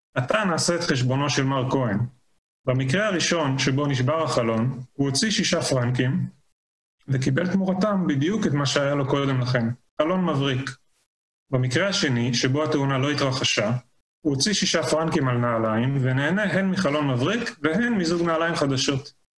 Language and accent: Hebrew; Israel; also born or lived in Colorado, United States; אני נולדתי בארץ, גדלתי בארץ